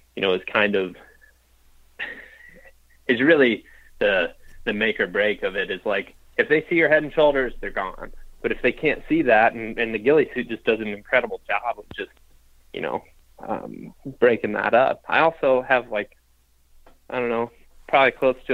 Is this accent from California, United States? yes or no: no; Western Ohio, United States; now in Iowa, United States; I grew up in Western Ohio